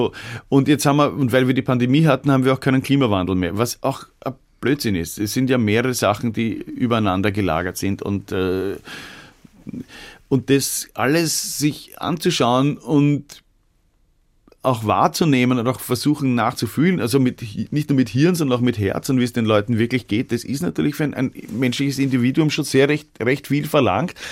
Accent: Vienna, Austria; Weil das ist immer noch das, was mich als Wiener davon abhält, Vegetarier zu werden

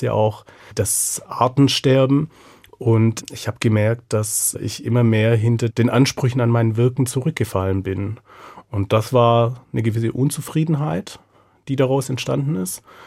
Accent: Southern Germany, Germany; also born or lived in Mexico; now in Frankfurt, Germany; ich bin ja in Süddeutschland aufgewachsen

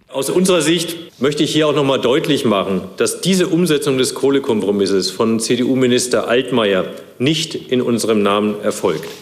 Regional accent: Germany; bei uns in Deutschland

